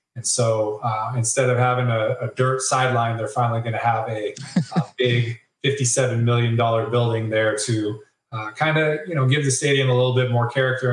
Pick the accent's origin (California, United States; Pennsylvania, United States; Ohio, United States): California, United States; San Jose; I'm gonna be at my hometown